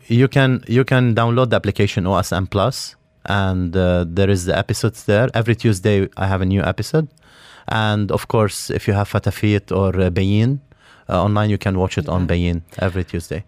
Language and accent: English; Beirut, Beirut Governorate, Lebanon; now in Dubai, United Arab Emirates; I'm from Lebanon, from Beirut. Um, I lived in an area called uh, Mazra. It's uh, it's in the middle of Beirut.